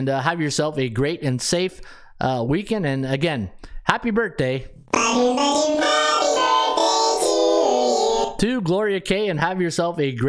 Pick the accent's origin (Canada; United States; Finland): Canada; I'm a Canadian guy